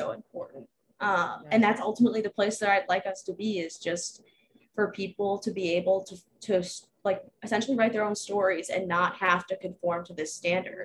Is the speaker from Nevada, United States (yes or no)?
no; Baltimore, Maryland, United States; I grew up in Baltimore